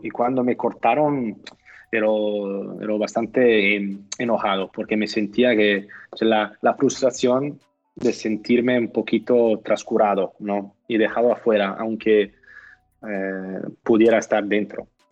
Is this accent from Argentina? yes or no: no; California, United States; Spanish is a second language; moved away as an adult; also born or lived in Italy; now in Barcelona, Spain; fuimos como familia cuando tenía nueve años y yo crecí por la mayoría de mi, de mi juventud en, en, California